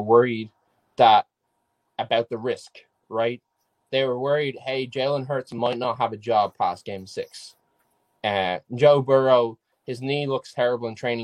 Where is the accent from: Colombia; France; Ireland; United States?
Ireland; I played football, soccer when I was younger in Ireland, which is obviously where I'm from